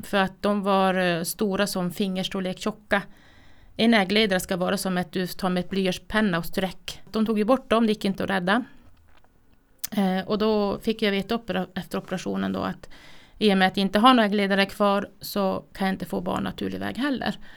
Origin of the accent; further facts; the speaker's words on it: Kiruna, Norrbotten County, Sweden; Född och uppvuxen i Kiruna